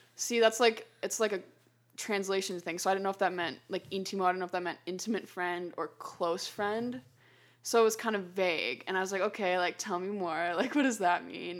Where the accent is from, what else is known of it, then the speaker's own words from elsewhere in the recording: Chicago, Illinois, United States; we happened to be from Chicago, so O'Hare was closer